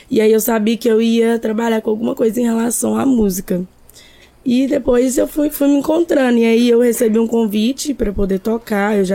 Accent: Minas Gerais, Brazil; also born or lived in Vitória; now in Vila Velha, Brazil; que eu saí de Minas já tem dois anos e alguns meses. Aqui em Vila Velha vai fazer um ano ainda que eu moro aqui, porque antes eu morava em Vitória.

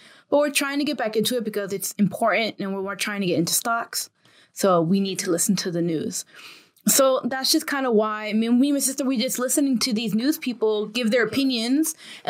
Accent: United States; I'm still American

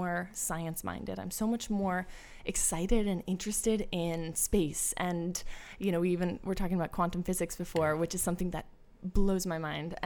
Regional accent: St. Louis, Missouri, United States; also born or lived in Chicago; I grew up in St. Louis and had the most amazing, picturesque kind of childhood in the Midwest

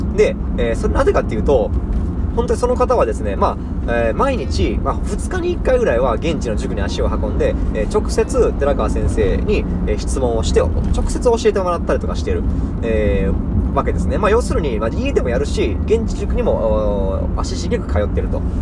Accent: Imabari, Ehime, Japan; 私の地元、今治市、愛媛県今治市

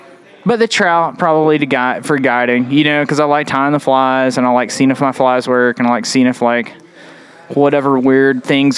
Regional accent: Bryson City, North Carolina, United States; I like smallmouth fishing a lot because I grew up doing both in Bryson City, yeah.

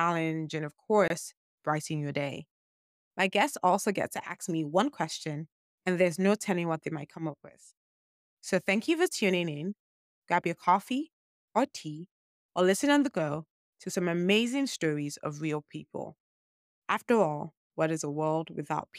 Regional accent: Nigeria; I'm a Nigerian

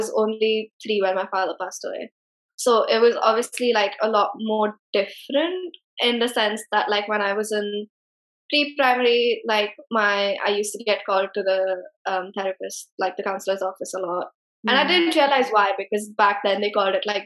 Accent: Pune, Maharashtra, India; being a single child in a growing up in Pune

